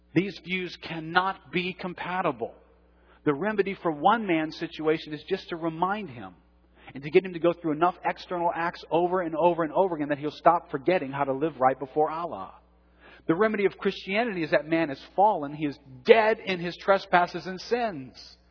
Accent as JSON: {"language": "English", "town": "New Orleans", "region": "Louisiana", "country": "United States", "tie": "born or raised there", "said": "I've grown up in New Orleans. I was raised Catholic here in New Orleans."}